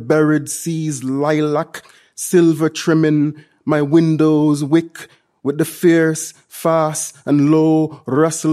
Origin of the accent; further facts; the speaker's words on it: Jamaica; moved away; growing up in Jamaica